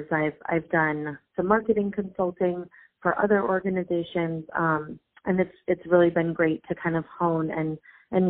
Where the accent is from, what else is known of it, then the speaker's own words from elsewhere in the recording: Los Angeles, California, United States; moved away as an adult; now in New York, United States; I am born and raised in Los Angeles